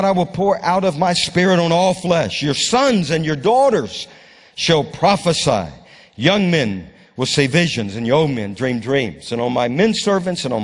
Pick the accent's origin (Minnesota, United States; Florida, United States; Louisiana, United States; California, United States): Louisiana, United States; now in Moravian Falls, United States; I was brought up in Louisiana.